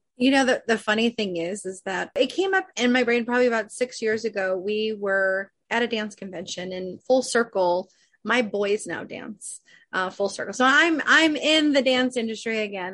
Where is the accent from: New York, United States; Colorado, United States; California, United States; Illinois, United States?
Illinois, United States; Chicago; moved away; also born or lived in Arizona; I grew up in Chicago.